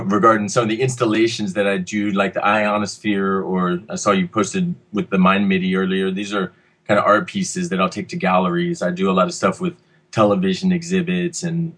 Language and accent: English; Texas, United States; now in Los Angeles, United States; I'm here from Texas, and so I'm used to much more heat than we ever get up here.